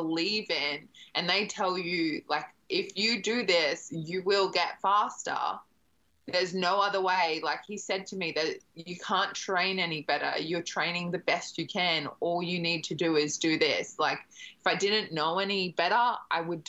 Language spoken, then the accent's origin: English; Brisbane, Queensland, Australia; moved away as an adult; I grew up in Brisbane